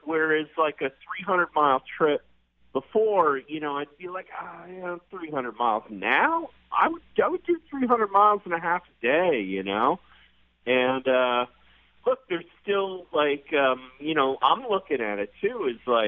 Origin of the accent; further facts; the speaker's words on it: New York, United States; the only dummy from New York.